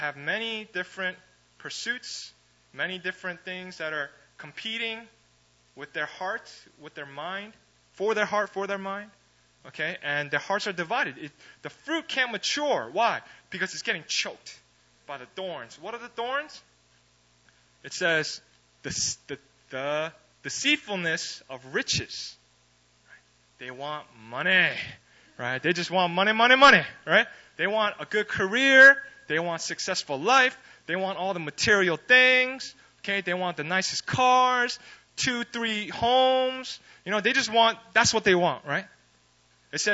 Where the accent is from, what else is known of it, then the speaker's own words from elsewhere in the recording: East Coast of America, United States; moved away; I'm from the East Coast